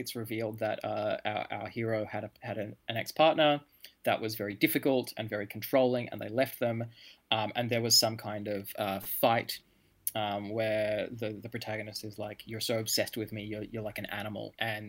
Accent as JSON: {"language": "English", "country": "Australia", "said": "I'm Australian"}